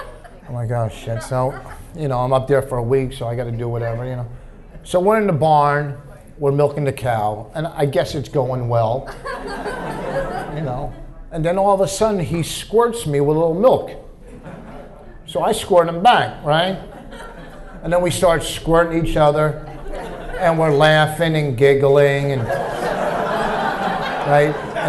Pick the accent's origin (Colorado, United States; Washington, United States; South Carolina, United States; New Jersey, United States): New Jersey, United States; You know, I'm a Jew from New Jersey, you know.